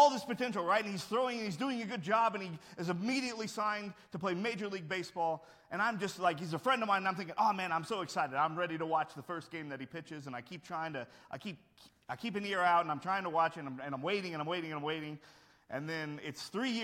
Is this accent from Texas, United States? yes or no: yes; Houston, Texas, United States; I'm growing up in Houston.